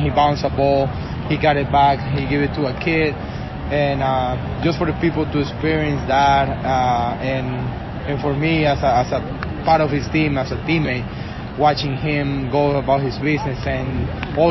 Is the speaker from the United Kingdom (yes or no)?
no; Venezuela; English is a second language; moved away; I'm from Venezuela